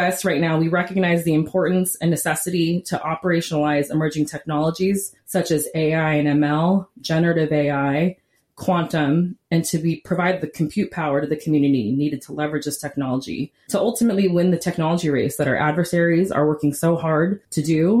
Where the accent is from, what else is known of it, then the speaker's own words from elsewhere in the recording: Silicon Valley, California, United States; moved away as an adult; also born or lived in Houston, Texas; my hometown in the Silicon Valley in California